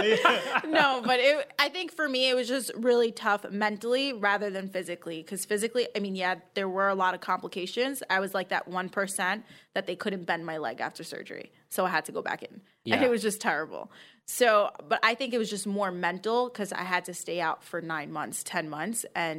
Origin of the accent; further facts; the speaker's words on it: Queens, New York, United States; I am from Queens.